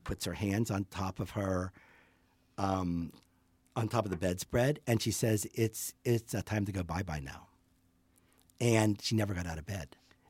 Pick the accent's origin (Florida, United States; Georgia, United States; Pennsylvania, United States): Pennsylvania, United States; Pittsburgh; moved away as an adult; now in Boulder, United States; Well, I grew up in Pittsburgh, and I left after high school.